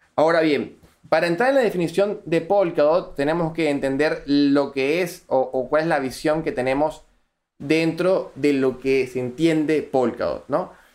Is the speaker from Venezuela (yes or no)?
yes; Venezuela; accent: Venezuelan; me encuentro en Venezuela, si lo podrán notar por mi acento, soy venezolano, todavía radico en Venezuela